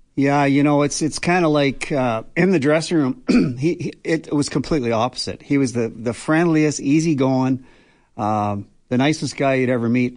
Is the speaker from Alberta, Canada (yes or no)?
yes; Banff, Alberta, Canada; I grew up in Banff